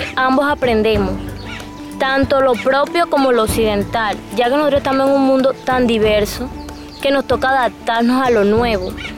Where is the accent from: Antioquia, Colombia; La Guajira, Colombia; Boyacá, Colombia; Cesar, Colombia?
La Guajira, Colombia; Camarones; Soy de acá de La Guajira, del corregimiento de Camarones, de la comunidad indígena de Puerto Chentico